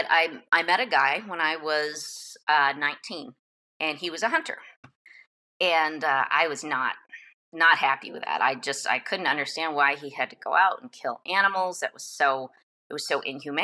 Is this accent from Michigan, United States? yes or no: yes; Michigan, United States; I grew up in Michigan